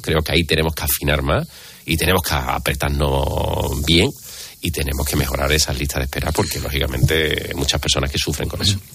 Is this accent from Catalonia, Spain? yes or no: yes; Barcelona, Catalonia, Spain; now in Andalusia, Spain; soy barcelona de nacimiento y tengo familia allí y algo conozco aquello